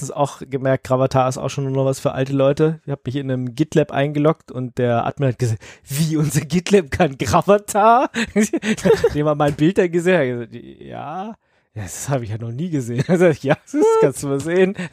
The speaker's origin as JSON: {"language": "German", "region": "Berlin", "country": "Germany", "said": "Ich bin eben Berliner"}